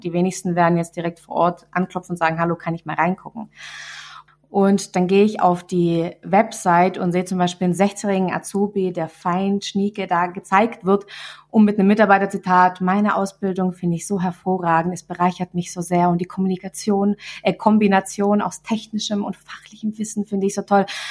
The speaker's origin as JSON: {"language": "German", "area": "Swabia", "region": "Baden-Württemberg", "country": "Germany", "accent": "Swabian", "said": "ich rede total Schwäbisch"}